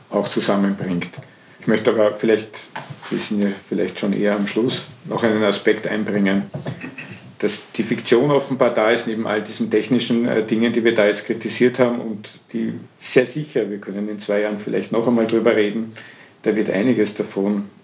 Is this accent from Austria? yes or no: yes; Vienna, Austria; ich möchte mir das als Wiener anschauen